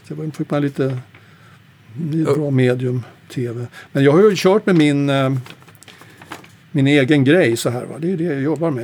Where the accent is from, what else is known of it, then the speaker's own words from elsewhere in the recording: Sweden; also born or lived in Stockholm / United States; jag var svensk